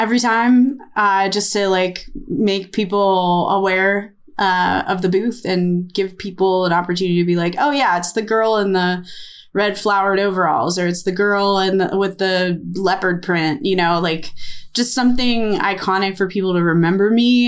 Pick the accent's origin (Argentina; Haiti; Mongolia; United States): United States; I'm American